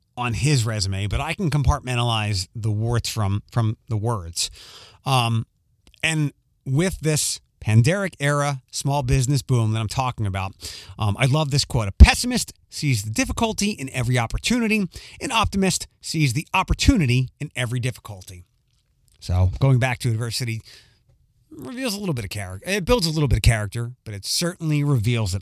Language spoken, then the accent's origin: English; Philadelphia, Pennsylvania, United States; now in Toledo, United States; I grew up in Northeast Philadelphia, Northeast Philly